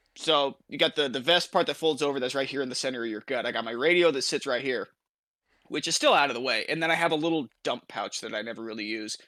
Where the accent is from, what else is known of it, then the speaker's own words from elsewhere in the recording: Iowa, United States; now in Kansas, United States; the entirety of my home state, Iowa, my current state, Kansas